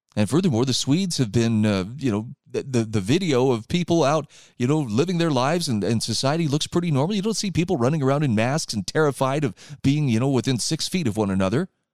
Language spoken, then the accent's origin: English; Utah, United States; my home state of Utah